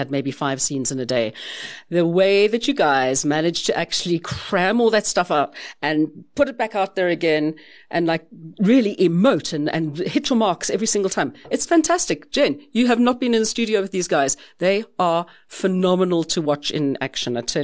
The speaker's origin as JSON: {"language": "English", "country": "South Africa", "said": "being South African"}